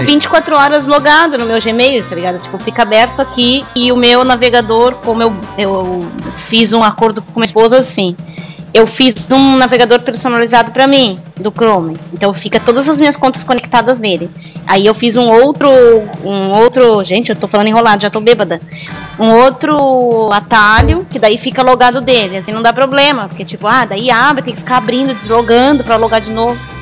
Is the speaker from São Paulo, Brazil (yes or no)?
yes; São Paulo, Brazil; moved away as an adult; also born or lived in southern Brazil; Eu peguei e me mudei pro sul, eu sou de São Paulo, não sou daqui.